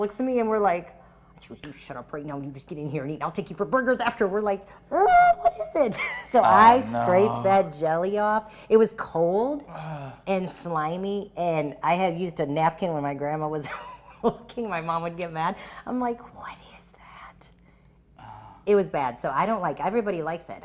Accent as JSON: {"language": "English", "region": "Midwest", "country": "United States", "moved": "yes", "said": "I'm from the Midwest."}